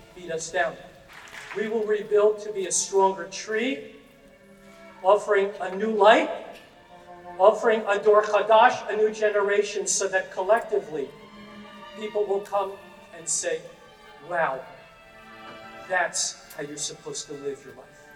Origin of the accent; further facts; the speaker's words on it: New York, United States; moved away as an adult; now in Pittsburgh, United States; I'm from New York